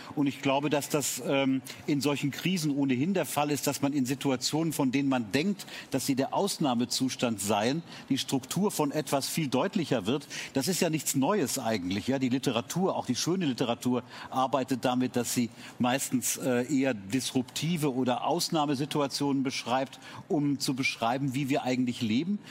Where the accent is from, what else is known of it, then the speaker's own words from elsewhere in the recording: Munich, Bavaria, Germany; als Münchner